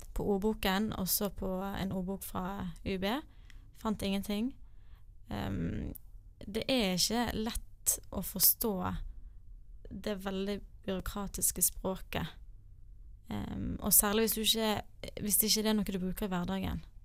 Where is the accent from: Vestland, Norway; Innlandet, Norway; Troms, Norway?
Vestland, Norway; Bergen; Jeg er fra Bergen